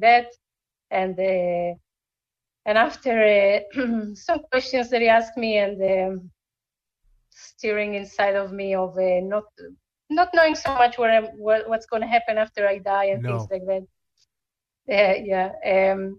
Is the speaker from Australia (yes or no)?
no; Israel; moved away as an adult; also born or lived in Argentina / San Diego, United States; I was born in Argentina to a Jewish family. We made Aliyah in 1984 to Israel